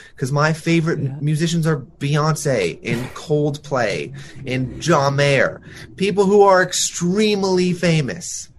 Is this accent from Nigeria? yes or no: no; Toronto, Ontario, Canada; growing up in Toronto, trying to be a musician